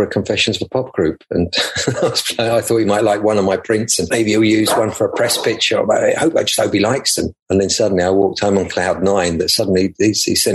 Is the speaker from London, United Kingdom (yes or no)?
yes; London, United Kingdom; we grew up in the West End near Russell Square and around near there